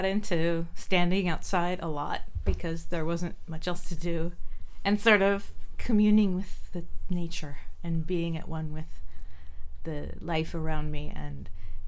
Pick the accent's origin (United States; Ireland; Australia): United States; San Jose, California; also born or lived in Santa Cruz Mountains, California / Los Gatos, California; I grew up in San Jose, so it was pretty much blocks from where I live now. Almaden area, San Jose.